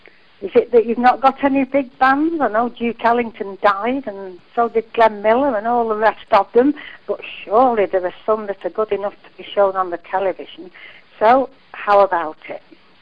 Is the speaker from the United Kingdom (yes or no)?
yes; England, United Kingdom; I'm from England, and I'm visiting my son